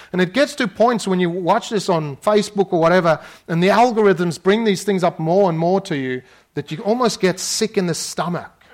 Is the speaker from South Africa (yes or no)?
yes; South Africa; moved away; I grew up in South Africa